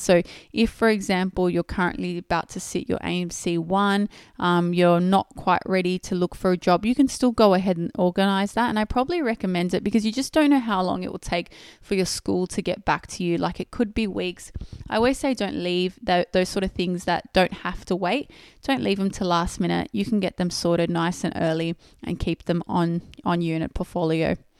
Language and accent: English; Australia; I was born and raised in Australia. So that means I did all my s-, primary and secondary schooling in Australia